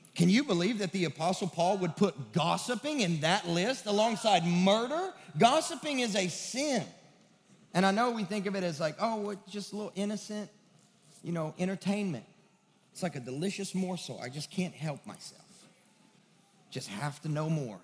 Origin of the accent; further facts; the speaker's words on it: West Kentucky, United States; now in Nashville, United States; I'm from the sticks of West Kentucky